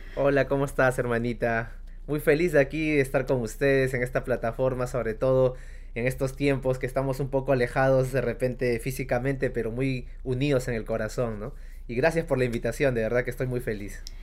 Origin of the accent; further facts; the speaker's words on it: Uripa, Apurímac, Peru; also born or lived in Cusco; de mi pueblo allá en Uripa, en Apurímac